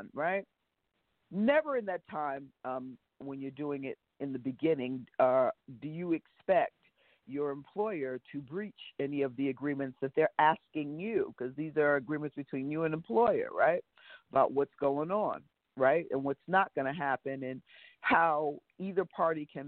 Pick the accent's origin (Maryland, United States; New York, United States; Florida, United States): New York, United States; I'm a New Yorker